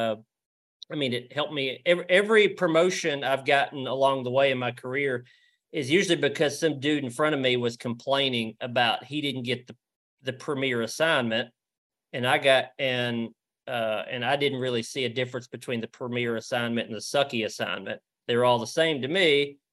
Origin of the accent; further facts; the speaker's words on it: Tennessee, United States; also born or lived in Nashville, Tennessee / Mount Juliet, Tennessee; I grew up in Tennessee, and it's West Tennessee, Middle Tennessee, East Tennessee. And they all I've lived in all three now